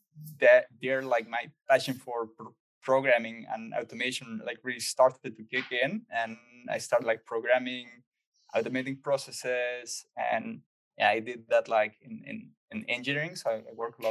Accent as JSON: {"language": "English", "country": "Chile", "tie": "born or raised there", "also_born_or_lived": "Netherlands", "moved": "as an adult", "said": "I grew up in Chile. I spent there like 23 years."}